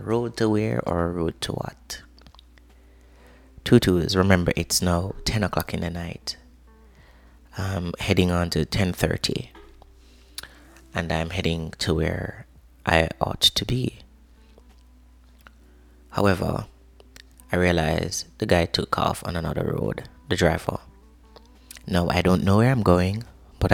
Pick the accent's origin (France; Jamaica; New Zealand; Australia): Jamaica; I am Jamaican by birth.